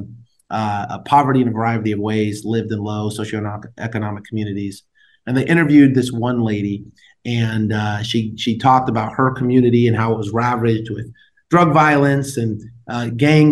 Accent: San Diego, California, United States; moved away as an adult; also born or lived in Washington, D.C.; now in Arizona, United States; I'm adopted, so that's why I grew up in San Diego

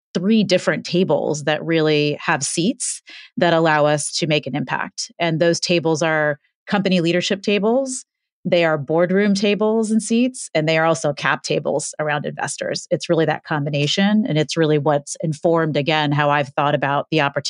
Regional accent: New York City, New York, United States; I was born in Hell's Kitchen when it was Hell's Kitchen in the 70s

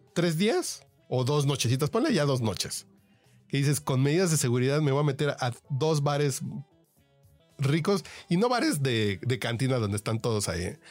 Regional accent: Mexico; yo como mexicano

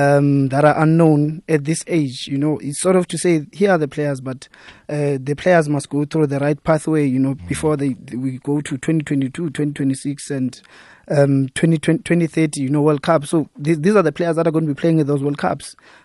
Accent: South Africa; as a South African

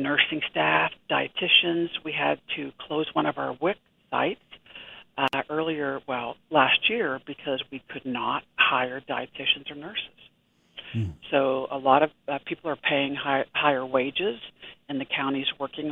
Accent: Ohio, United States; moved away as an adult; also born or lived in Pennsylvania; now in Kansas, United States; born in Pennsylvania, but originally from Ohio, but I've been in Kansas since I was 21, so a long time

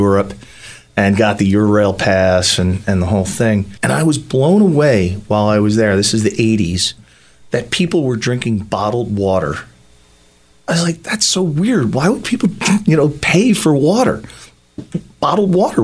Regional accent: Philadelphia, Pennsylvania, United States; I grew up in South Philly, in Grace Ferry, and my dad was a cop

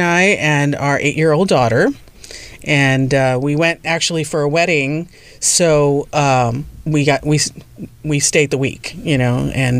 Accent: Laredo, Texas, United States; also born or lived in San Antonio, Texas; I grew up right on the border as well in Laredo, Texas.

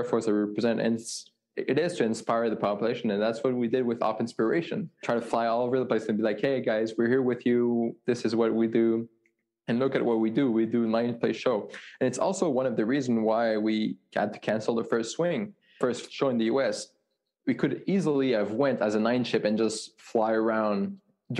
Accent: Montreal, Quebec, Canada; moved away; I'm from Montreal

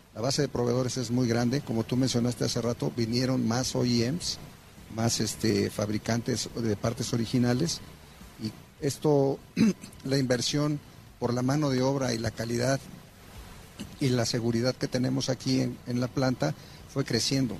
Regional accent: Mexico; actualmente somos mexicanos 100% los que estamos corriendo y operando esta planta orgullosamente

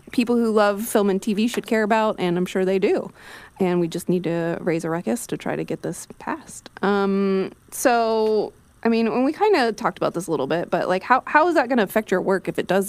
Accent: Wichita, Kansas, United States; now in Kansas City, United States; my hometown of Wichita

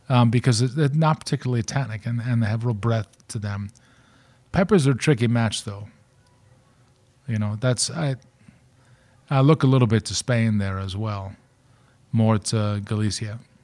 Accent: Baltimore, Maryland, United States; growing up in Baltimore

